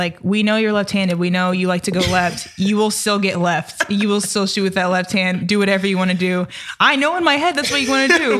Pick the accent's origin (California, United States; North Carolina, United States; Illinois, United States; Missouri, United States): Missouri, United States; Hey, I'm from Missouri.